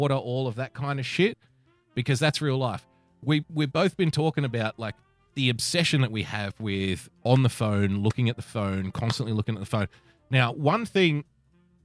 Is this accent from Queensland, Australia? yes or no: no; Sydney, New South Wales, Australia; the city that I grew up in, I love